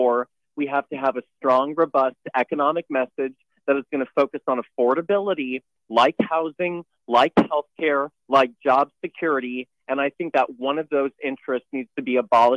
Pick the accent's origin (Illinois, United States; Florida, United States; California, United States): Florida, United States; Neptune Beach; I'm from Jacksonville. Neptune yeah. Beach is my hometown